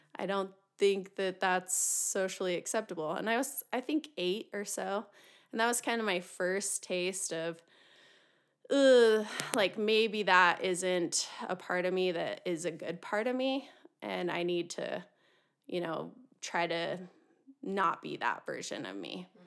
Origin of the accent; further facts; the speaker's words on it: Utah, United States; I was born and raised in Utah